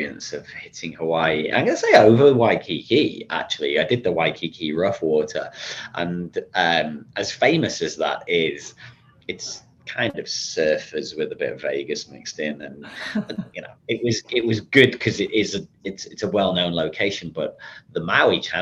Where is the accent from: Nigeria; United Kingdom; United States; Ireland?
United Kingdom; England; moved away as an adult; now in Sydney, Australia; being an Englishman